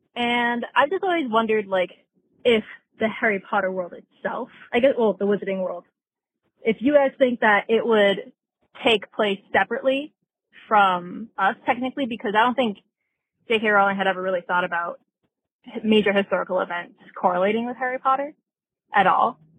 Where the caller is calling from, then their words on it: Canada; I'm calling from Canada